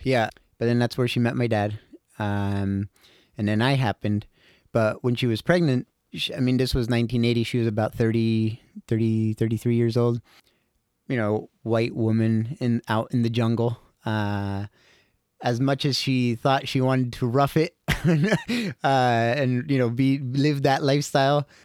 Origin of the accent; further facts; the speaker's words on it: Costa Rica; I was born and raised in Costa Rica